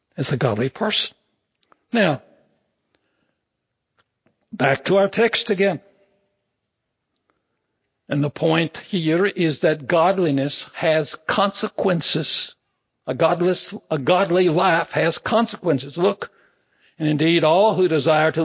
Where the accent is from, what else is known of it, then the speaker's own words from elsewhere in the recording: Big Spring, Texas, United States; I was born out in Big Spring, Texas